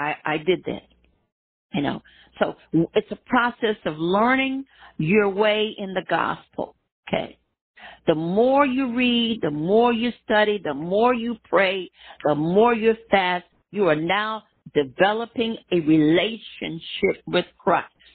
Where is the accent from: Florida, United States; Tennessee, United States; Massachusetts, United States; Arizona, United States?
Florida, United States; Miami; when I grew up in Miami, there, Florida